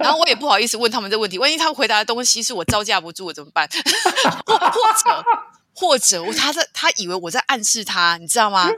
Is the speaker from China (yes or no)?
no; Taiwan; 我的家乡台湾的山都是绿色的